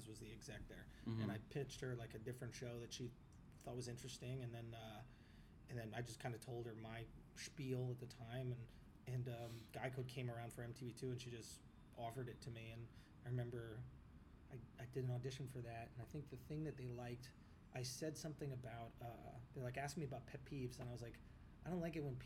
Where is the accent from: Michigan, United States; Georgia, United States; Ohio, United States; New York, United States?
New York, United States; New York City; I grew up in the East Village